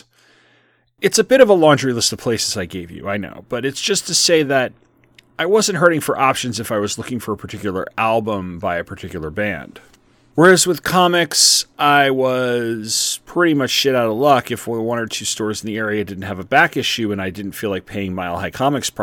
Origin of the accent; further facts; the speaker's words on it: South Shore of Long Island, New York, United States; my hometown on the South Shore of Long Island